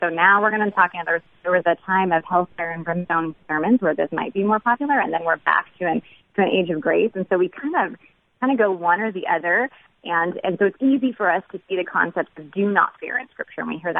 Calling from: Washington, United States; I'm calling from Washington State, the non-Seattle part of Washington.

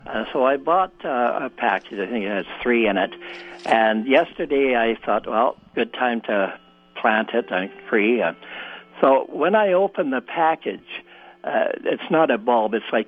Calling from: Winnipeg, Manitoba, Canada; I'm calling from the city of Winnipeg.

